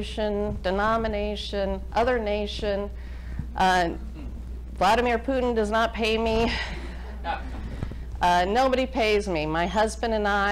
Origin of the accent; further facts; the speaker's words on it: United States; I am an American. I consider myself a patriotic American